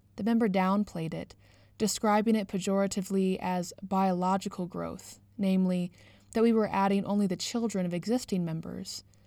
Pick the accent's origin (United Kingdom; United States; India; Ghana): United Kingdom; now in Canada; I grew up in the United Kingdom